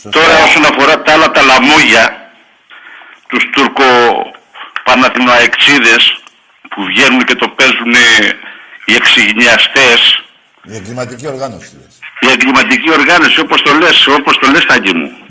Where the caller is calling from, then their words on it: Thessaloniki, Central Macedonia, Greece; Είμαι από Θεσσαλονίκη, παίρνω Αριανό.